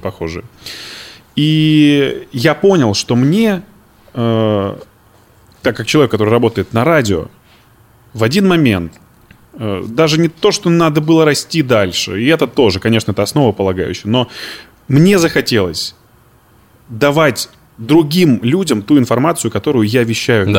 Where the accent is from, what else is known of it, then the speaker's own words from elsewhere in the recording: Izhevsk, Udmurtia, Russia; now in Moscow, Russia; Я из Ижевска. Это Удмуртская республика.